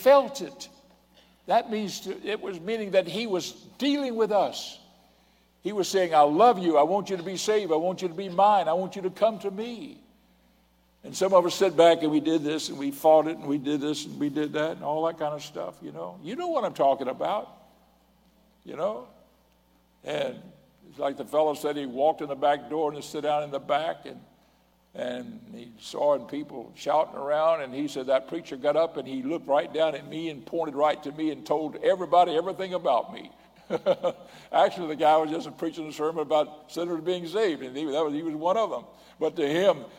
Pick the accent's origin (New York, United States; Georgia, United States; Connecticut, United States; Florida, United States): Florida, United States; Pensacola; I was born in Pensacola, Florida